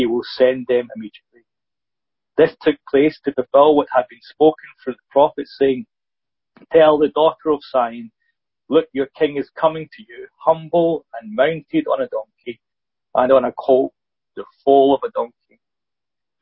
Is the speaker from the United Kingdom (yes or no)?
yes; Scotland, United Kingdom; being Scottish